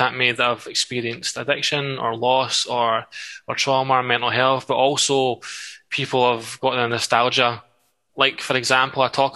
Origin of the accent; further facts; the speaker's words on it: Livingston, Scotland, United Kingdom; Ladywell was an amazing place to grow up in a lot of ways.